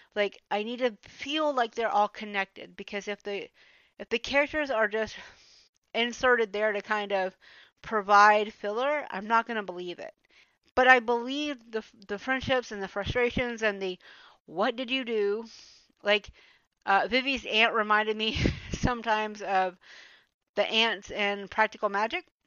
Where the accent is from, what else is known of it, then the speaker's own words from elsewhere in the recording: Atlanta, Georgia, United States; moved away as an adult; now in Germany; I am actually from Georgia. I grew up in metro Atlanta